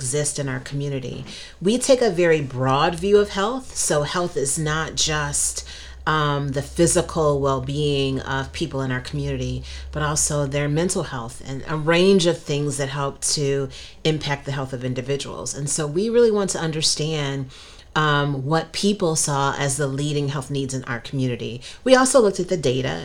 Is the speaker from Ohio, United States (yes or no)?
yes; Cleveland, Ohio, United States; now in Northeast Pennsylvania, United States; I grew up in Cleveland, and in Northeast Ohio